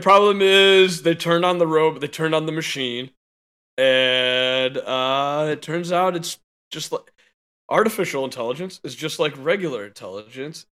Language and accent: English; Chicago, Illinois, United States; I am a Chicagoan.